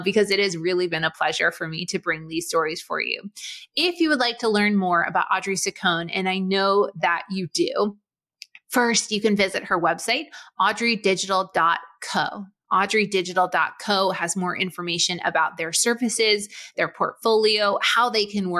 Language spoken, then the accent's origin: English; Boston, Massachusetts, United States; I grew up in Boston